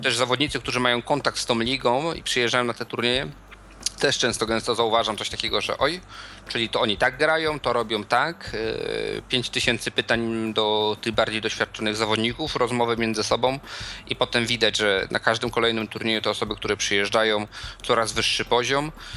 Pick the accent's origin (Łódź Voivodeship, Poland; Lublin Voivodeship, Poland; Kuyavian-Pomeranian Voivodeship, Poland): Kuyavian-Pomeranian Voivodeship, Poland; Bydgoszcz; u nas w Bydgoszczy